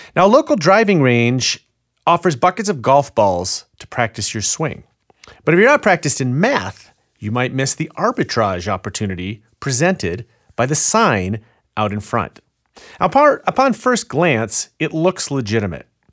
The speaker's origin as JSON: {"language": "English", "town": "Chicago", "region": "Illinois", "country": "United States", "tie": "born or raised there", "said": "my hometown of Chicago."}